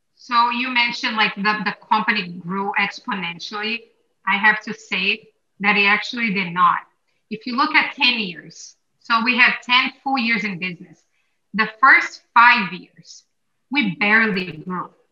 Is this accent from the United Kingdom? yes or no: no; Brazil; now in United States; I grew up in Brazil